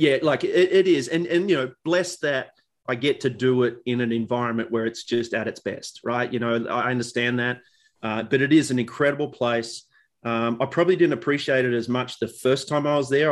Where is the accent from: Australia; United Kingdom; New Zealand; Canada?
Australia; for us as kids growing up in Australia